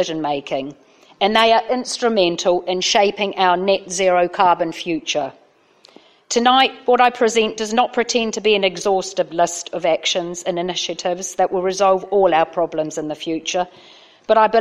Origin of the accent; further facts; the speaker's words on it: New Zealand; now in Uttlesford, United Kingdom; I'm here tonight as a Kiwi councillor